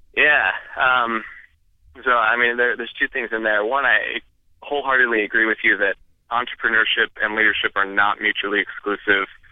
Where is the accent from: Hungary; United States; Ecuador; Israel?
United States; Idaho; I grew up in Idaho